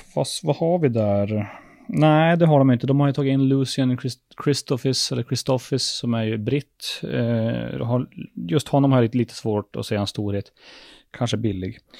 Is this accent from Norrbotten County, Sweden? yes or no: yes; Luleå, Norrbotten County, Sweden; Vi är ju från Luleå